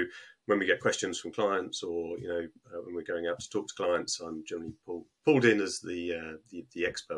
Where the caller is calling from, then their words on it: Harpenden, East of England, United Kingdom; Just outside of London, Harpenden.